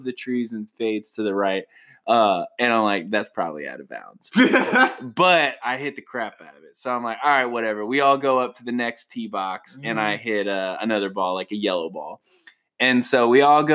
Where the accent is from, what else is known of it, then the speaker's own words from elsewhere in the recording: Mississippi, United States; I'm from Mississippi.